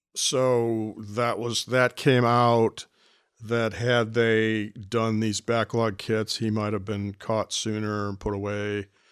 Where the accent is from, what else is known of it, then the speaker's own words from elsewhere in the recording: Cleveland, Ohio, United States; this is my hometown.